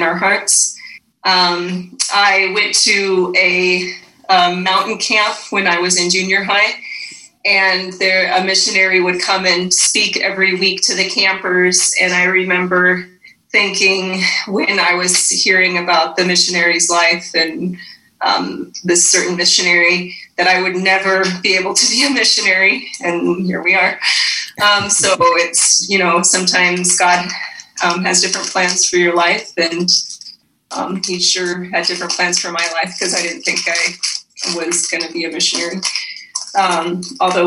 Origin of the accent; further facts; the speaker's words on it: Dayton, Wyoming, United States; My dad was a pastor of a church in the little town of Dayton, Wyoming, where I grew up